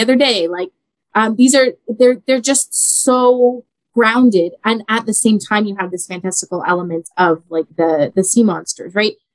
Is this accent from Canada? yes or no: yes; Canada; I was born in Canada, but my mom was born in Italy. So I'm first mm. generation Canadian on her side